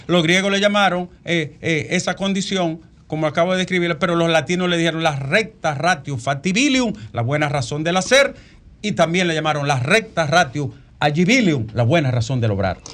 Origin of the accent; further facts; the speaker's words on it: Bonao, Monseñor Nouel, Dominican Republic; moved away; en mi caso de mi pueblo Bonao